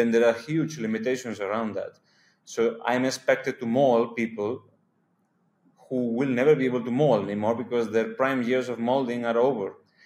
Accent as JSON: {"language": "English", "country": "Spain", "tie": "born or raised there", "also_born_or_lived": "Hungary / Colombia", "moved": "as an adult", "lives_now": "India", "said": "I come from Spain"}